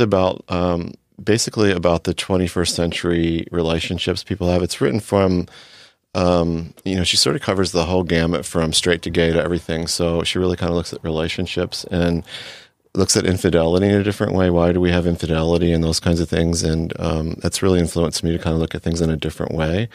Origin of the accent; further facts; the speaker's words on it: D.C., Mid-Atlantic, United States; moved away as an adult; also born or lived in Texas; now in California, United States; grew up in, near Washington, D C